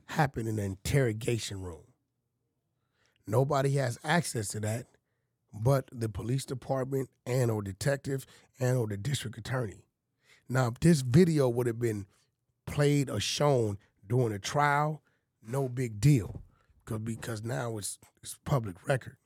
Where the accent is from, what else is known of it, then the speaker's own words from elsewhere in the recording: Los Angeles, California, United States; I'm from Pacoima, bro. I grew up eating mole, fighting roosters